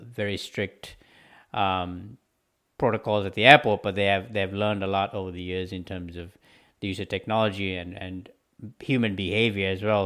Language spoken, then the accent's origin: English; Sri Lanka; moved away; coming from a country where we had you know a civil war going on for 30 years